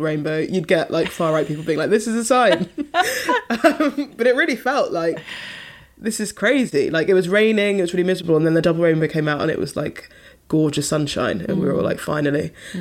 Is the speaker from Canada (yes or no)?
no; London, United Kingdom; I was from London and my parents lived in London